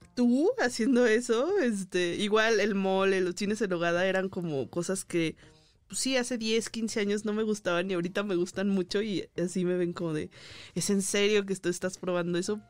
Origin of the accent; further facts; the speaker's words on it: Guadalajara, Jalisco, Mexico; now in Mexico City, Mexico; yo soy de provincia, que soy de Guadalajara